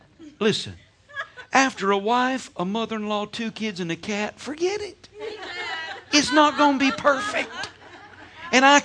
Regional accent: Georgia, United States; I'm from Georgia, so we have what we call sweet tea

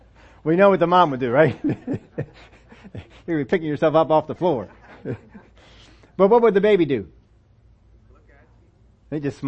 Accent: Pennsylvania, United States; moved away as an adult; also born or lived in Oklahoma

